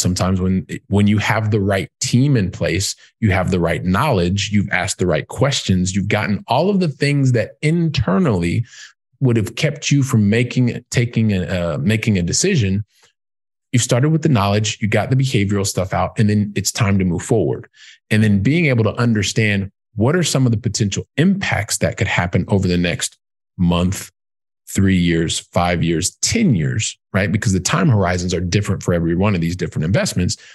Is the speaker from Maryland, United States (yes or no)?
no; Columbus, Ohio, United States; moved away as an adult; also born or lived in Europe; I'm from Columbus, Ohio